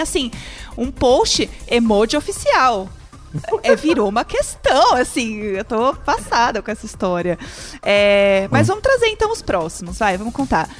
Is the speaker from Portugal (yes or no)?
no; Brazil; eu sou brasileira